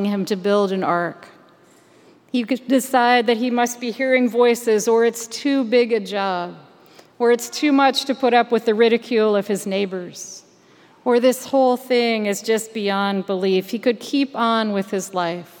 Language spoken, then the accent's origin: English; Michigan, United States; moved away; also born or lived in Maryland; Growing up in Michigan